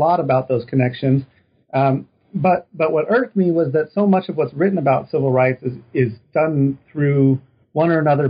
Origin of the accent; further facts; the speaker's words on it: Reno, Nevada, United States; So I'm originally from Reno, Nevada.